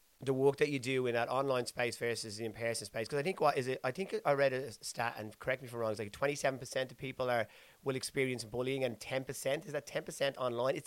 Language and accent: English; Dublin, Leinster, Ireland; I'm from Dublin